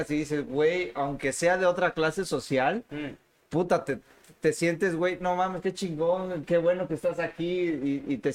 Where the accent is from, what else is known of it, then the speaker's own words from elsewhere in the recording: Mexico; Dije, pues como todo mexicano, huevón.